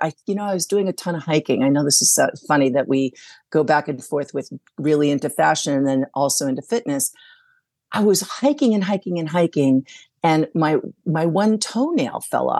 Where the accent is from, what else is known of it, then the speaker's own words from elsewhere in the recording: Saudi Arabia; So I grew up in Saudi Arabia, so that was like a little call to the Middle East.